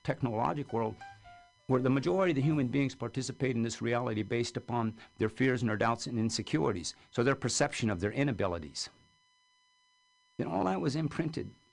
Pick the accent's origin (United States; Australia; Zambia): United States; California; I'm from California.